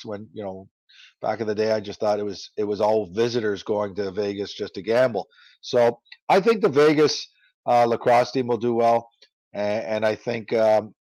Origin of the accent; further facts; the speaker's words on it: Canada; being Canadian